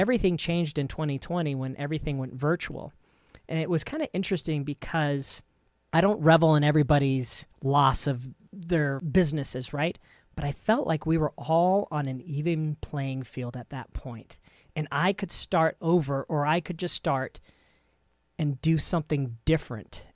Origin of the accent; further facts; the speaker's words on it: United States; us Americans